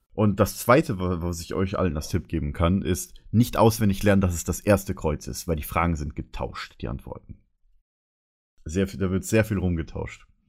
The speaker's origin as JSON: {"language": "German", "town": "Karlsfeld", "region": "Bavaria", "country": "Germany", "tie": "born or raised there", "said": "mein Heimatdorf heißt ja Karlsfeld"}